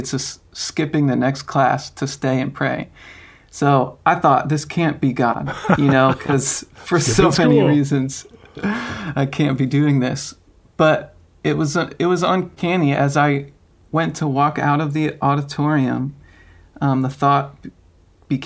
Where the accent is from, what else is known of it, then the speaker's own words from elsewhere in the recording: Long Island, New York, United States; I grew up in Long Island, New York